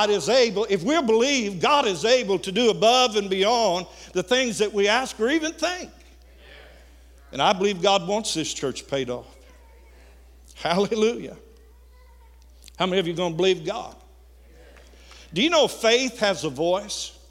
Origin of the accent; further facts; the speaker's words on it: Missouri, United States; course, I'm from Missouri.